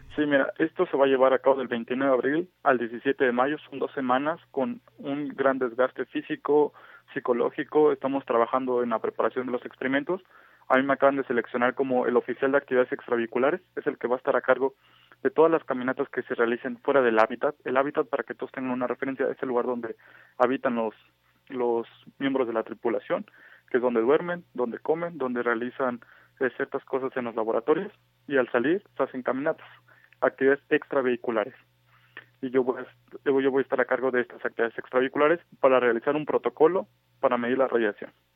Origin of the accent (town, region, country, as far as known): Mexico